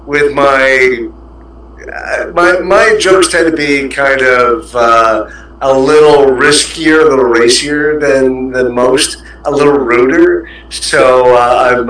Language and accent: English; Canada; moved away as an adult; now in Singapore; I'm a Canadian, so I've been here actually 14 years next month.